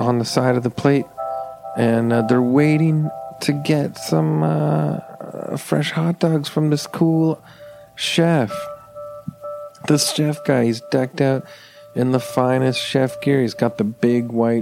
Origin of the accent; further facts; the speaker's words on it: Canada; I'm Canadian, so we say grade four